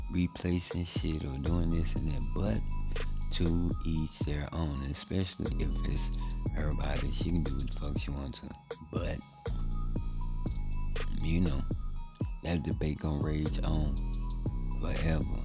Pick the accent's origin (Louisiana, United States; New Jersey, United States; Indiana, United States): Louisiana, United States; my home state, Louisiana